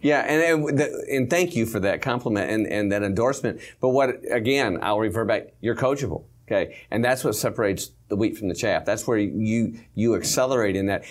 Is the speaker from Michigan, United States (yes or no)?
yes; Michigan, United States; moved away; I came from Michigan